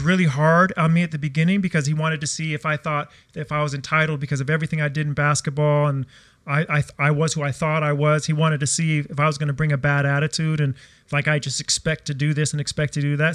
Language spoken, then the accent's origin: English; United States; moved away as an adult; now in Australia; I came from America